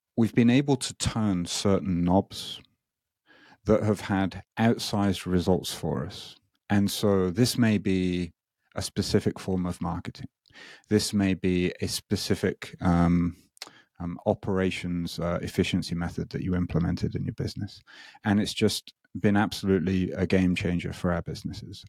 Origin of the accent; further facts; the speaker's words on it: United Kingdom; moved away as an adult; now in Japan; I'm not Japanese, as you may be able to hear. I'm, I'm British